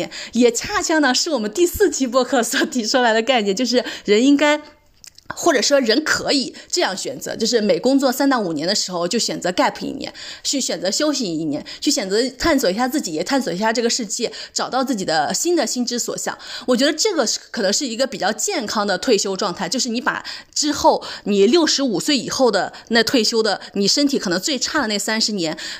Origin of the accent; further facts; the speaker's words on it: China; 我们作为中国人，就是没有这种优势。